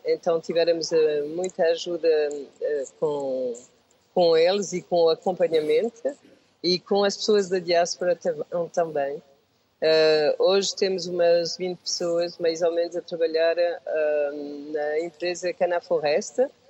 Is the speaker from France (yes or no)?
yes; France; Portuguese is a second language; also born or lived in Portugal; Eu vi, eh, para a França, tinha um ano, e uh, estive lá a viver mais de 50 anos